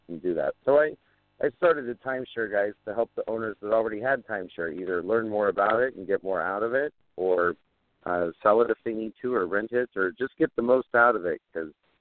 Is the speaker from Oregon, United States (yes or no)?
yes; Oregon, United States; I grew up in Oregon. I'm a third-generation homesteader